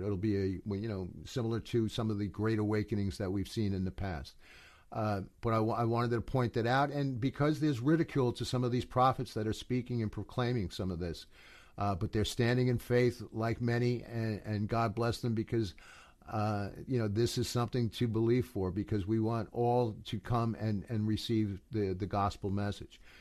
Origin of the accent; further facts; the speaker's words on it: United States; I'm from America